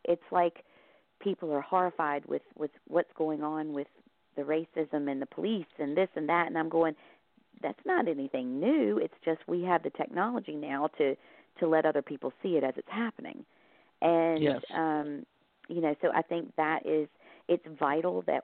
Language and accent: English; the South, United States; moved away as an adult; now in Ireland; I grew up in the South